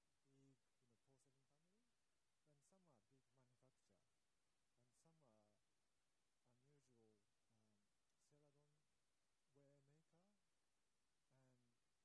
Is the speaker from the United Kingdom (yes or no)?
no; Australia; I'm Australia from Australia too